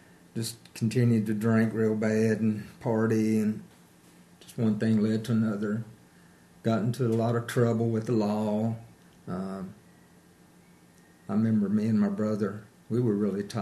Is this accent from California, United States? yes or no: no; Greensboro, North Carolina, United States; I'm from Greensboro, North Carolina, down a little farther south